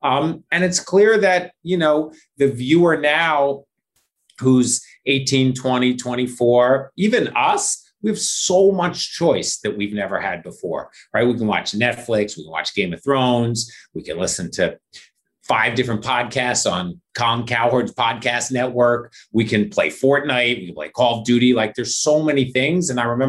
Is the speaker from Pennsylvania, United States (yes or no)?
yes; Philadelphia, Pennsylvania, United States; And I grew up in Philadelphia. Like, you didn't have a choice. You were an Eagles fan, or like your neighbor would beat you up.